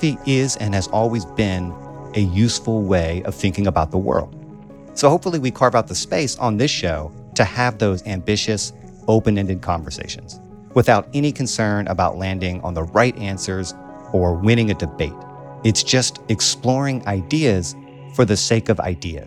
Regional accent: the South, United States; I grew up in the South

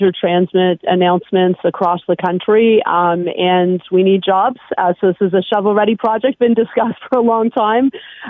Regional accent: Hamilton, Ontario, Canada; I'm from Hamilton

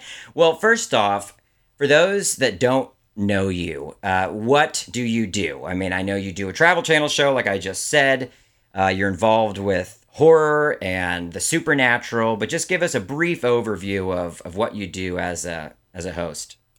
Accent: Maryland, United States; I grew up in Maryland, outside of D C

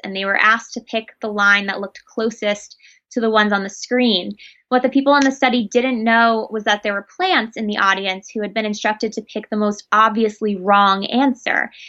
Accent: New York City, New York, United States; I grew up in New York City, which is very nightlife heavy, club heavy

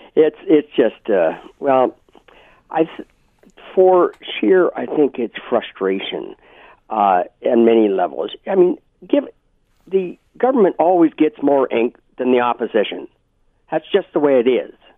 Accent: Brantford, Ontario, Canada; moved away; I'm from Brantford in Brant County

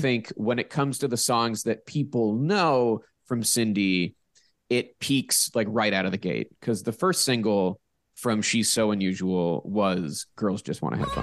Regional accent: Pittsburgh, Pennsylvania, United States; moved away; I'm from Pittsburgh

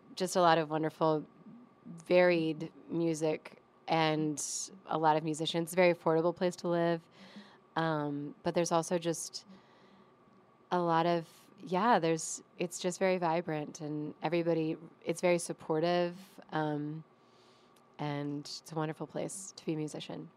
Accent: Ashland, Virginia, United States; I grew up, like, in the woods outside of Ashland

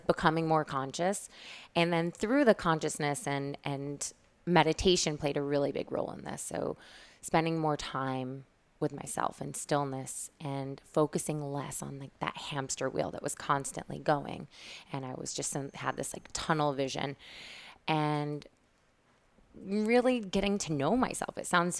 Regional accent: Syracuse, New York, United States; now in New York, United States; So I moved to New York from Syracuse

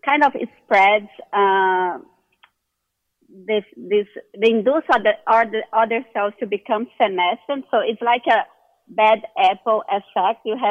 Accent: Brazil; moved away as an adult; now in United States; I'm originally from Brazil

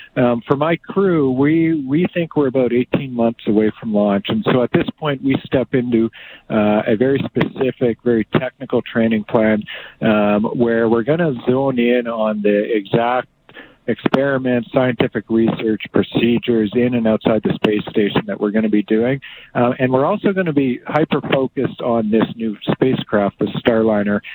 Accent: Two Hills, Alberta, Canada; also born or lived in Fort Saskatchewan, Alberta; I was born in Fort Saskatchewan, you but I was mostly raised on our family farm. We we moved shortly thereafter, and uh, that farm is just located east of Two Hills. So I grew up on that cattle farm

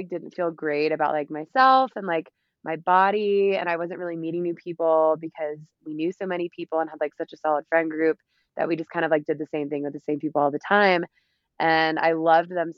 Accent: Madison, Alabama, United States; moved away as an adult; also born or lived in Auburn, Alabama / Atlanta, Georgia / Denver, Colorado; now in Breckenridge, United States; I'm from Madison, Alabama, a smaller town

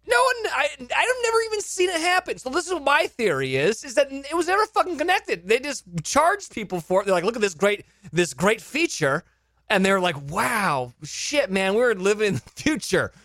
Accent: California, United States; I grew up in California

